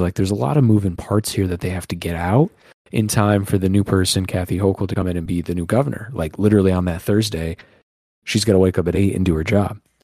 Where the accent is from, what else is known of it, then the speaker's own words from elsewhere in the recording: Northeast, United States; We're from the Northeast.